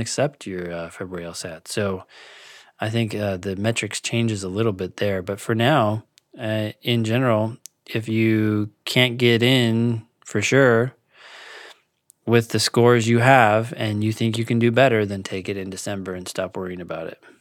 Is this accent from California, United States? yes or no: yes; California, United States; moved away as an adult; also born or lived in DC area; now in Washington, D.C. area, United States; I'm from California